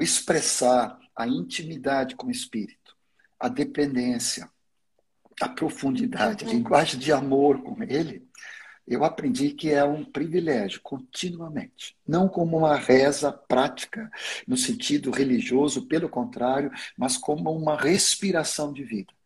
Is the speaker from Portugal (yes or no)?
no; Sweden; first language Swedish; Portuguese is a second language; now in Brazil; eu nasci na Suécia, então a minha língua materna é sueco. Claro que depois de 50 anos no Brasil, eu, eu já consegui dominar o português, basicamente.